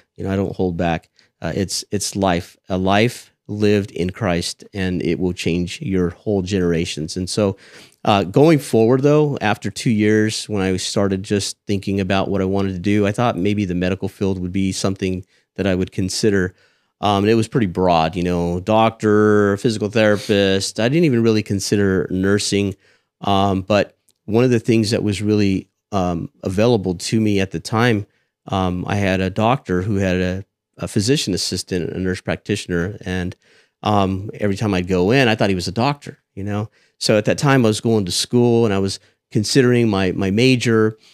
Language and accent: English; Selma, California, United States; moved away as an adult; also born or lived in Fresno, California / Texas; I grew up in Selma, born and raised